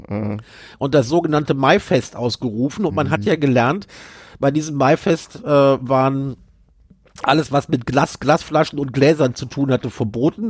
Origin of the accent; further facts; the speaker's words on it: North Rhine-Westphalia, Germany; bei uns in Nordrhein-Westfalen